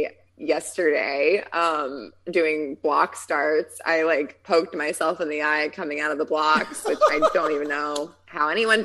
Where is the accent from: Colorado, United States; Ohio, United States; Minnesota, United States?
Colorado, United States; Wheat Ridge; moved away as an adult; now in Chula Vista, United States; I grew up outside of Denver in like a suburb of Denver in Wheat Ridge, Colorado